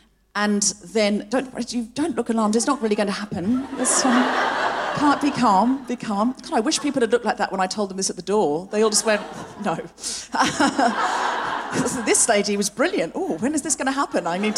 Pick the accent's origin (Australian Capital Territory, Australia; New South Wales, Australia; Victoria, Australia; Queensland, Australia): Queensland, Australia; Gold Coast; I was actually born and raised on the Gold Coast. I know I don't sound especially Australian, but I read a lot of Enid Blyton as a child. And I picked up the accent from the books.